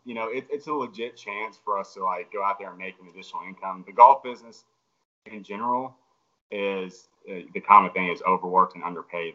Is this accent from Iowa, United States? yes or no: no; Homewood, Alabama, United States; So born and raised in Homewood, Alabama. Homewood is a suburb of Birmingham.